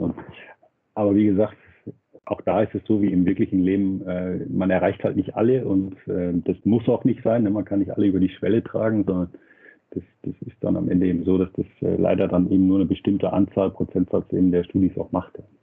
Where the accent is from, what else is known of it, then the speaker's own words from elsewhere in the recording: Nuremberg, Bavaria, Germany; als Nürnberger